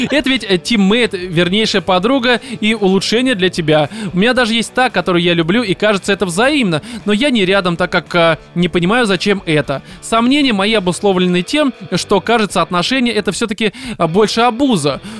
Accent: Almaty, Kazakhstan; moved away as an adult; also born or lived in Moscow; now in Innopolis, Russia; А сам я из Казахстана, родился и вырос в славном городе Алматы. А в Москву пригласила IT-компания

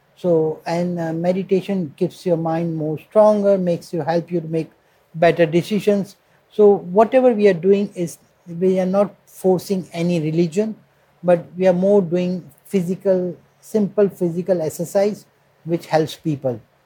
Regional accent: India; moved away as an adult; now in Moscow, Russia; they know I'm from India

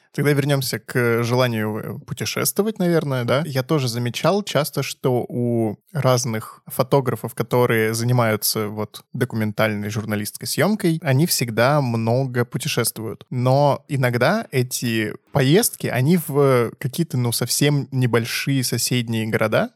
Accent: Gatchina, Leningrad Oblast, Russia; also born or lived in Yakutsk / Saint Petersburg; я родился в Якутске, вырос в Гатчине

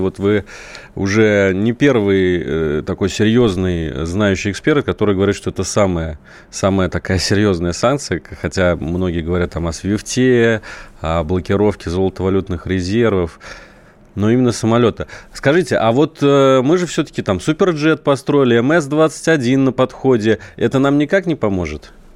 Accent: Saratov, Saratov Oblast, Russia; Я вот родом из Саратова

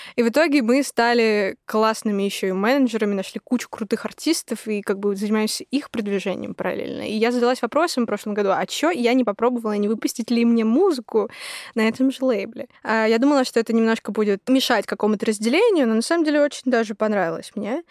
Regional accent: Yekaterinburg, Sverdlovsk Oblast, Russia; now in Moscow, Russia; я из Екатеринбурга я уеду в Москву

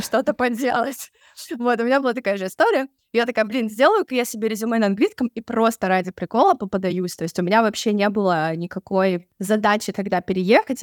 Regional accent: Sochi, Krasnodar Krai, Russia; moved away as an adult; now in Budapest, Hungary; я сама из Сочи

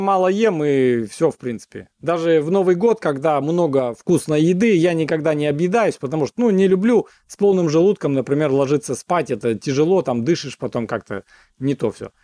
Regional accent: Siberia, Russia; also born or lived in United States; now in Omsk, Russia; когда я из Америки вернулся в э, Сибирь

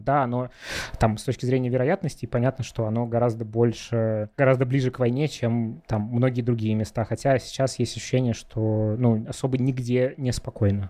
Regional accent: Russia; moved away as an adult; now in Israel; Я человек, э, который большую часть жизни прожил в России

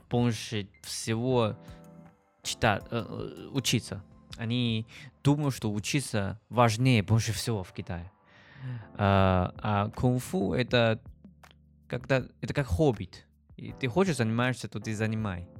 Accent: China; Russian is a second language; moved away as an adult; now in Saint Petersburg, Russia; я из Китая

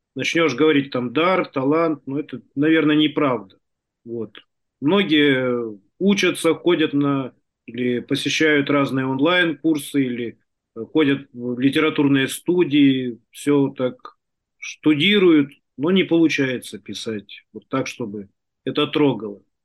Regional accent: Tuva, Russia; Я родился и вырос в Туве

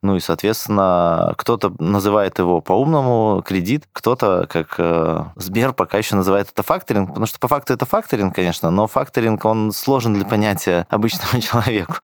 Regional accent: Belarus; я сам родом из Беларуси

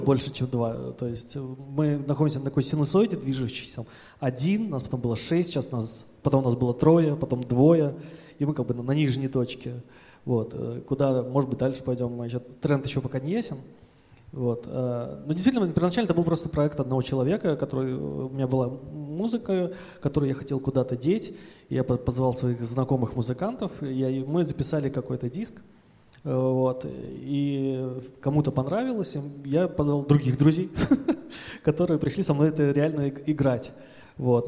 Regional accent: Saint Petersburg, Russia; мы из Петербурга вообще

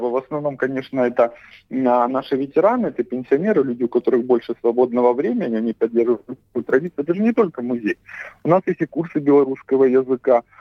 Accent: Crimea, Ukraine; Я с детства понимал, что я хоть и крымчанин, и живу в Крыму, но я все-таки белорус, я понимал, где моя историческая родина.

